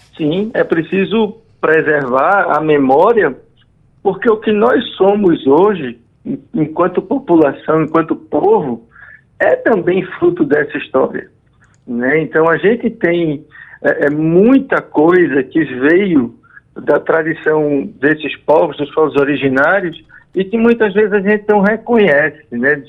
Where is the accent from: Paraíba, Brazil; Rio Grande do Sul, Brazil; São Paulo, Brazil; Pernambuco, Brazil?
Pernambuco, Brazil; em Pernambuco, nós temos a, quarta população né, de, de, povos indígenas do país, então é muita gente aqui no, no nosso estado